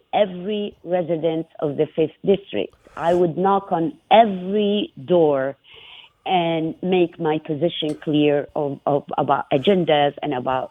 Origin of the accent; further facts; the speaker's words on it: Iraq; now in Minnesota, United States; I'm no longer an Iraqi or came from Iraq